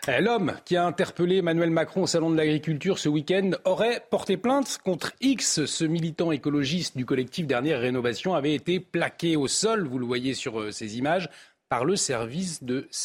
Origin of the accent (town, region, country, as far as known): Belgium